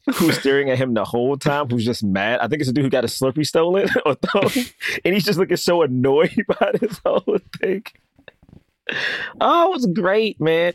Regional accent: New York, United States; I'm from New York.

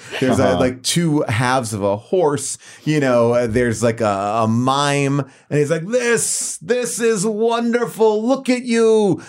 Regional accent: East Coast, United States; I grew up on the East Coast.

